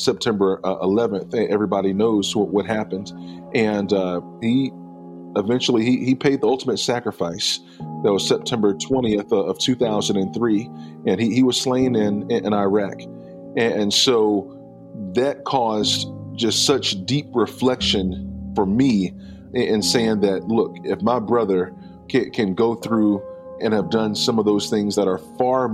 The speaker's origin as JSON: {"language": "English", "town": "Henderson", "region": "North Carolina", "country": "United States", "tie": "born or raised there", "said": "Henderson, that's my hometown. That's where I was born and raised and I grew up"}